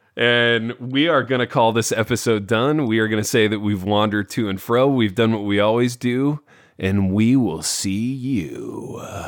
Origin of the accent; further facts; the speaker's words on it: Indiana, United States; I grew up in Indiana. I grew up in a town a lot like Hawkins.